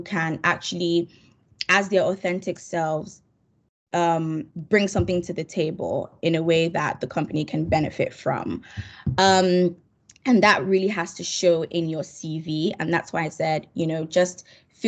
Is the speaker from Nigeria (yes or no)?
yes; Nigeria; I'm Nigerian